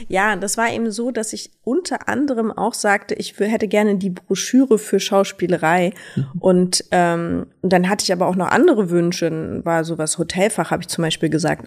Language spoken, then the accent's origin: German; Berlin, Germany; Berlin ist meine Heimat. Ich bin hier groß geworden